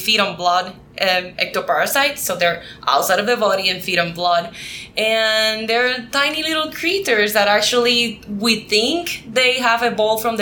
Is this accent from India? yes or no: no; Puerto Rico; first language Spanish; English is a second language; moved away as an adult; I am from Puerto Rico. I was born and raised in Puerto Rico. My first language is Spanish.